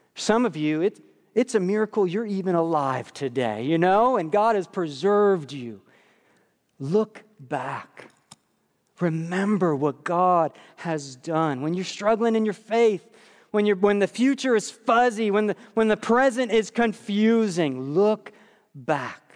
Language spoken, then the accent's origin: English; New York, United States; moved away; my life growing up in New York